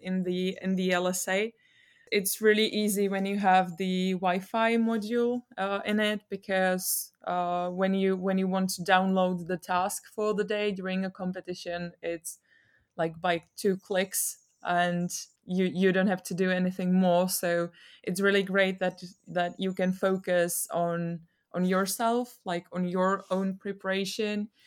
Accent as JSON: {"language": "English", "country": "Czechia", "said": "I'm from Czech Republic"}